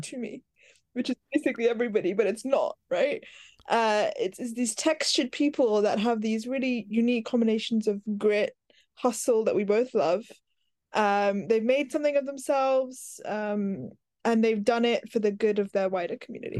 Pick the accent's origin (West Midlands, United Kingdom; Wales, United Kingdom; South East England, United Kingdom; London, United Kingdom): London, United Kingdom; accent: Americanisms; I grew up in West London